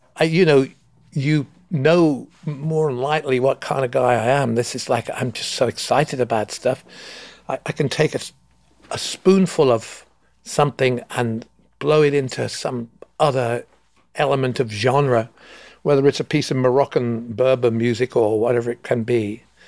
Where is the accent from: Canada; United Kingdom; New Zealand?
United Kingdom; England; I'm from England